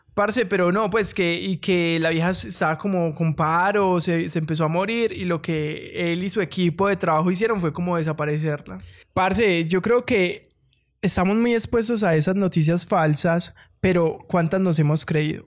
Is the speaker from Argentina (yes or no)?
no; Colombia; somos tan colombianos